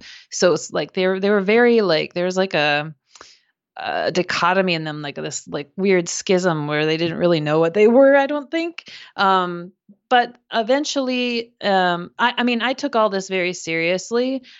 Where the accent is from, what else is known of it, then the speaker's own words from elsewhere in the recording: Minnesota, United States; So I grew up in Minnesota in the U.S. and had a family with three other siblings, and my parents are Christian